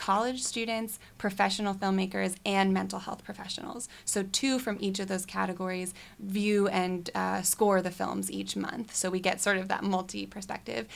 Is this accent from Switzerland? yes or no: yes; Switzerland; now in United States; I grew up in Switzerland